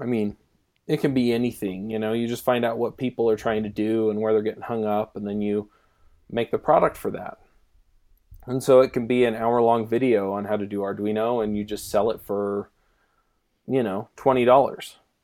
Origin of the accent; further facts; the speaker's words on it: Utah, United States; we're both from Utah